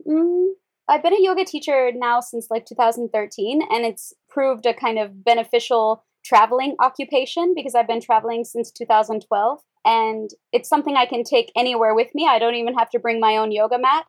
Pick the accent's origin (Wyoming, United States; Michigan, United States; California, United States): Wyoming, United States; So I'm from the US. I was born in Wyoming and a very small rural town